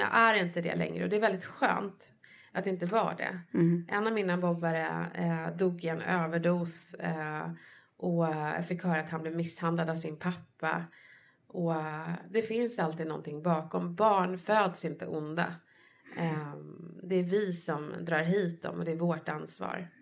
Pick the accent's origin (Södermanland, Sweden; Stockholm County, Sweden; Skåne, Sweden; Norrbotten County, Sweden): Stockholm County, Sweden; Stockholm; Jag är uppväxt i Bredäng utanför stan